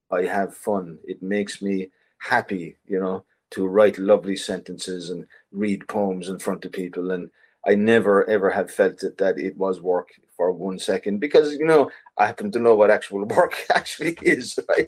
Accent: Ireland; in Ireland as an artist, as an Irish artist

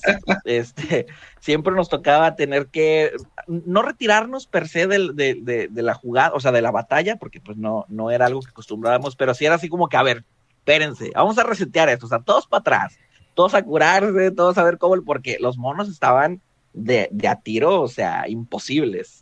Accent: Mexico; tengo 29 años. Soy de México.

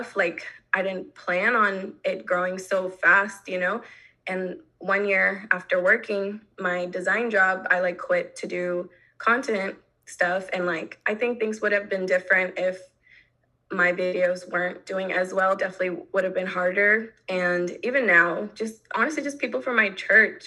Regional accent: North Carolina, United States; growing up in North Carolina

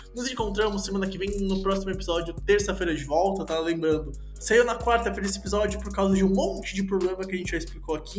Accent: Rio Grande do Sul, Brazil; accent: gaúcho

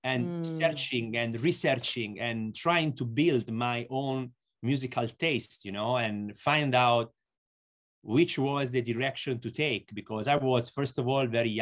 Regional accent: Lucca, Tuscany, Italy; Lucca, and it's 70 kilometers from Florence. And Florence, let's say, is the biggest city close to my hometown.

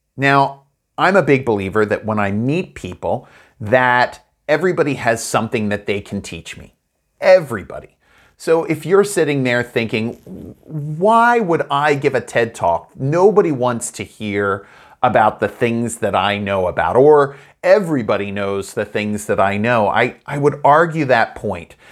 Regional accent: United States; moved away; my hometown in the U S A of Hollow-Well

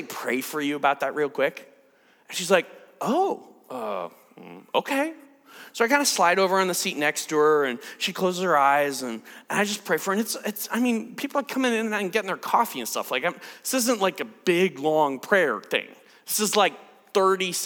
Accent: United States; I'm an American

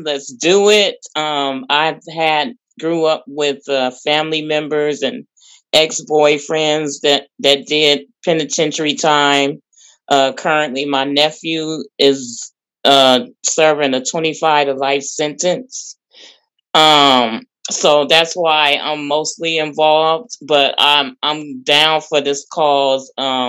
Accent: Oakland, California, United States; now in San Pablo, United States; I'm from Oakland, California, but right now I'm living in San Pablo.

